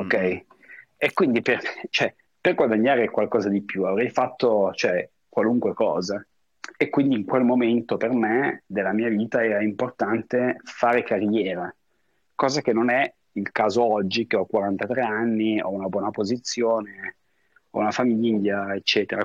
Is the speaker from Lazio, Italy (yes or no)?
no; Como, Lombardy, Italy; moved away as an adult; also born or lived in Paris, France / New York, United States / Hong Kong; now in Miami, United States; sono sul lago di Como, che è anche il posto dove io sono nato e cresciuto